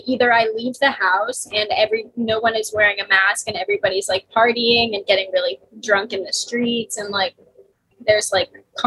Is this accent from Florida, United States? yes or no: yes; Miami, Florida, United States; now in New York, United States; I grew up in Miami, Florida.